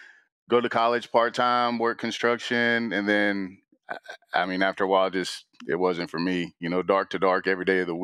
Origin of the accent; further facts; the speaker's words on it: Bellville, Texas, United States; accent: Texas; I grew up in Belleville, a little small town